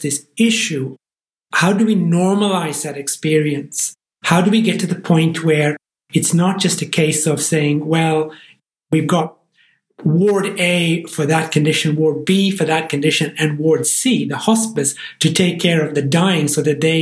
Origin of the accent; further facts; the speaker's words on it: Ireland; accent: Irish; As you can tell from my accent, I'm from the Irish Republic, from Ireland